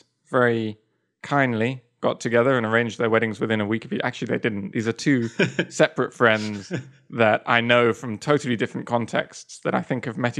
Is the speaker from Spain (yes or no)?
yes; Spain; born there; Maybe it's a Spanish thing, because I was born in Spain as well.